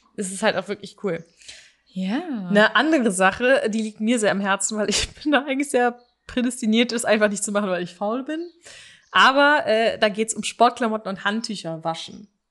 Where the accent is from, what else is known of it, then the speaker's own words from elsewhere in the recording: Aachen, North Rhine-Westphalia, Germany; bei uns in Aachen